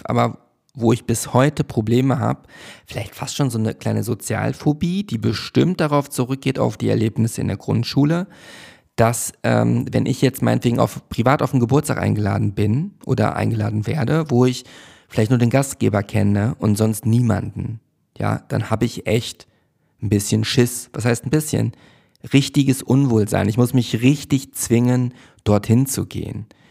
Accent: Hövelhof, North Rhine-Westphalia, Germany; also born or lived in Schloss Neuhaus; now in Berlin, Germany; Ich bin in Schloss Neuhaus zur Schule gegangen und in Hövelhof bin ich ja aufgewachsen

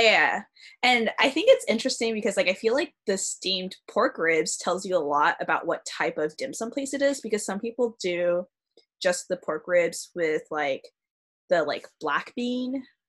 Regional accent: Arcadia, California, United States; I grew up in a neighborhood that had a lot of Asian roots, so I'm from Arcadia.

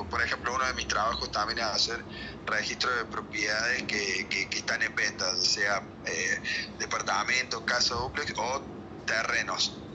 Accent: Córdoba, Argentina; Yo soy zona sur de Córdoba, capital, y Ampla es zona norte

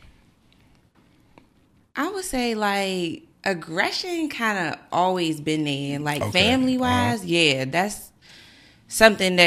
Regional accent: Woodbridge, Virginia, United States; also born or lived in Manassas, Virginia; I'm originally from Manassas, Virginia, and then I moved to Woodbridge in, like, middle school, and that's just kind of, I guess, where I molded into the adult that I am today

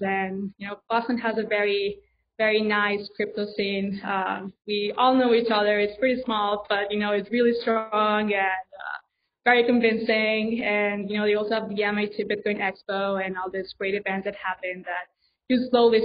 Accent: Spain; I'm from Spain, so my dream was to be like a Spanish ambassador

